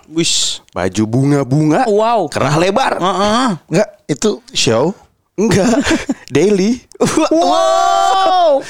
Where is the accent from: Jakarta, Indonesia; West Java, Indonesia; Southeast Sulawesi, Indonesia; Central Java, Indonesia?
West Java, Indonesia; nah yang bikin gue malu emang gue orang Sunda nggak bisa dilepaskan dari apapun.